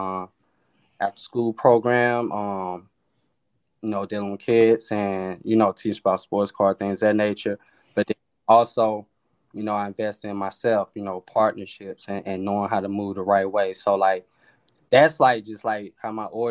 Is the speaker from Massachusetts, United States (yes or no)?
no; East St. Louis, Illinois, United States; moved away as an adult; now in Atlanta, United States; I'm originally from East St. Louis, Illinois. I moved down to Atlanta about 11 years ago.